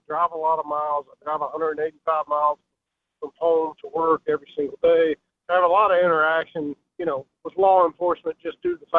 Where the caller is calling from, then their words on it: Virginia, United States; I'm calling from Virginia.